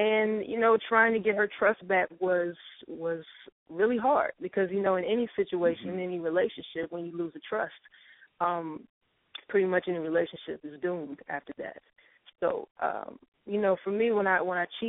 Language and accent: English; Petersburg, Virginia, United States; now in Atlanta, United States; I'm from Petersburg, Virginia, which is a super small town